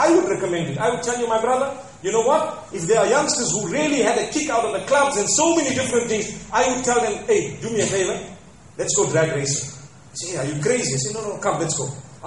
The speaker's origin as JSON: {"language": "English", "country": "Zimbabwe", "moved": "yes", "said": "back at home, I come from Zimbabwe"}